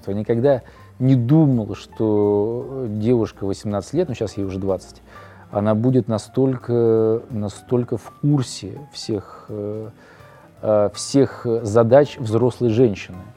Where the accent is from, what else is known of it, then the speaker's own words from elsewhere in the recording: Saint Petersburg, Russia; born there; это может э, быть связано с тем, что я родился на Литейном, как раз рядом с домом э